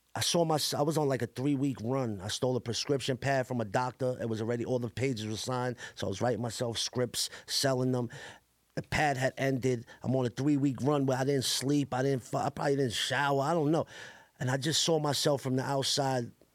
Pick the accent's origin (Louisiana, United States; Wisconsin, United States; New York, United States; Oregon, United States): New York, United States; New York City; also born or lived in Staten Island; I grew up in Coney Island my whole life